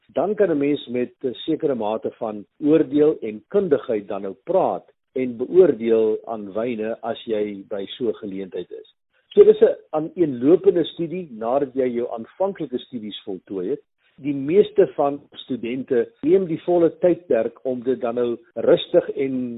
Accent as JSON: {"language": "Afrikaans", "region": "North-Eastern Cape", "country": "South Africa", "tie": "born or raised there", "moved": "yes", "said": "by plaas waar ek nou groot geword het daar in die Indiese wêreld in die Noord-Oos-Kaap"}